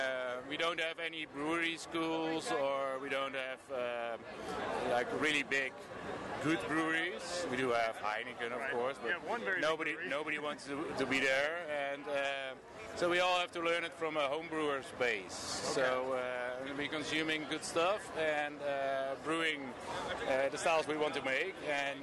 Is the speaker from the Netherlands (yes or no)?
yes; Maarssen, Utrecht, Netherlands; English is a second language; I'm from Rode Dorp.